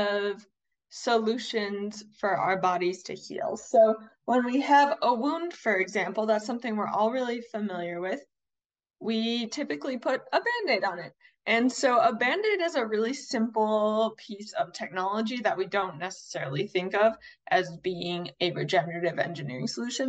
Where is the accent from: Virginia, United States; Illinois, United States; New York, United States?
Illinois, United States; Chicago; I was born and raised in Chicago